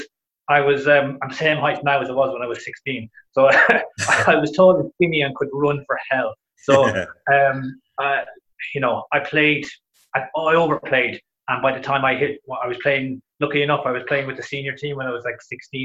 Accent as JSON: {"language": "English", "town": "Drumshanbo", "region": "Connacht", "country": "Ireland", "tie": "born or raised there", "also_born_or_lived": "Dublin, Ireland", "moved": "as an adult", "lives_now": "Finland", "said": "I left Drumshambo pretty much when I was 18, and then I was living in Dublin, and then I moved from Dublin to here."}